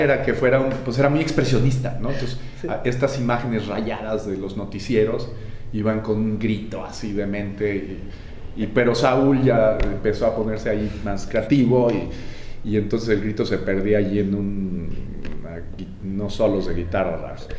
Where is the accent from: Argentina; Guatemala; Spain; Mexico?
Mexico; moved away; also born or lived in Los Angeles; éramos la primera generación de chicanos nacidos en México